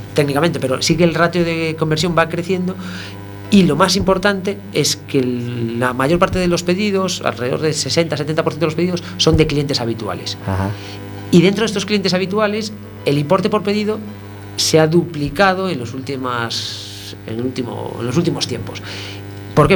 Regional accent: A Coruña, Galicia, Spain; somos de Coruña

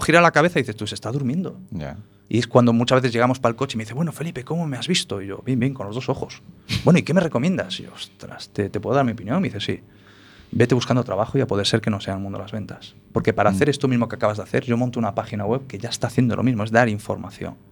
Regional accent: Galicia, Spain; also born or lived in Paris, France; Como buen gallego

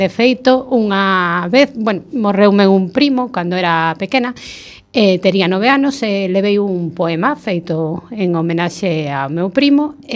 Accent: Oleiros and Betanzos, Galicia, Spain; Eu veño de Oleiros e Betanzos.

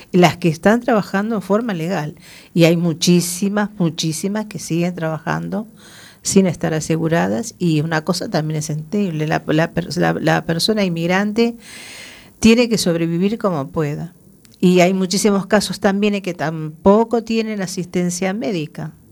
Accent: Uruguay; Soy uruguaya, pero yo soy una inmigrante, eh, yo siempre digo, afortunada.

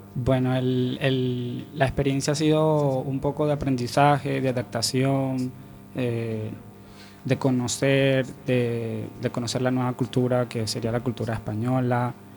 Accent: Venezuela; moved away as an adult; now in A Coruña, Spain; desde que salí de Venezuela

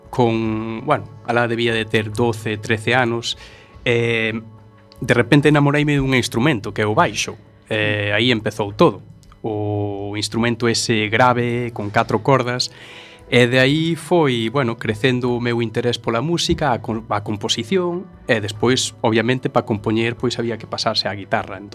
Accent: A Coruña, Galicia, Spain; nacín aquí en Coruña, en realidad, son, son un galego como a vos.

